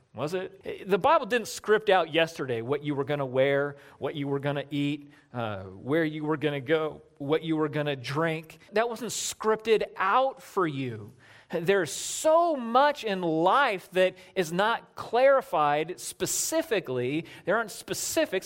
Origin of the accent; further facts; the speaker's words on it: Southern California, United States; moved away as an adult; I grew up in Southern California.